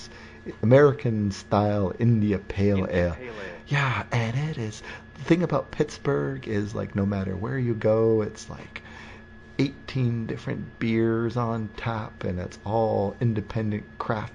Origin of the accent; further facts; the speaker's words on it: Windsor, Ontario, Canada; Windsor, my hometown